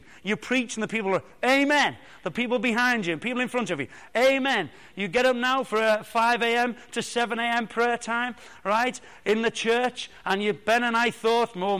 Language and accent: English; Liverpool, North West England, United Kingdom; now in Bracknell, United Kingdom; I was born in Liverpool